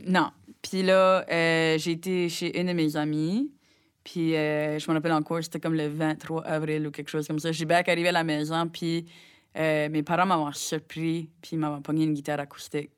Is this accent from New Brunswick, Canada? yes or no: yes; Rogersville, New Brunswick, Canada; Je viens de Rogersville, au Nouveau-Brunswick, qui est comme une heure au nord de, Moncton environ.